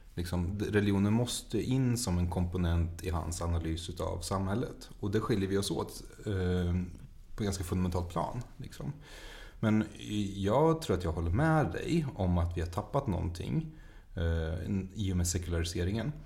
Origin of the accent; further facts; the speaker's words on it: Mariestad, Västra Götaland, Sweden; jag är uppvuxen i Mariestad